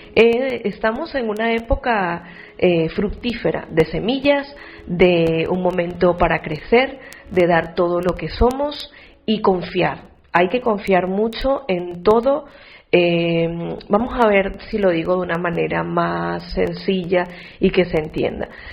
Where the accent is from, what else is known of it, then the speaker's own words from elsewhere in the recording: Venezuela; moved away as an adult; now in Spain; tengo toda mi familia en Venezuela, sin embargo, desde que yo salí de, mi país, hace ya 11 años